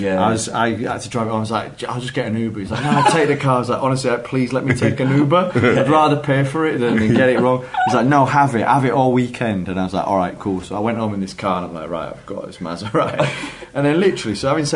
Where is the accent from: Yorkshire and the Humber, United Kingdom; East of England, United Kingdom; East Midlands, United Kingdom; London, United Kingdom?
Yorkshire and the Humber, United Kingdom; as a Yorkshireman